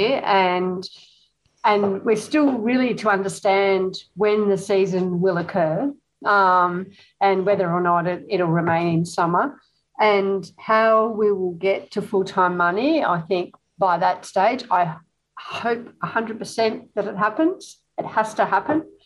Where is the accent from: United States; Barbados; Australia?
Australia; Hamilton, Victoria; moved away; that's my hometown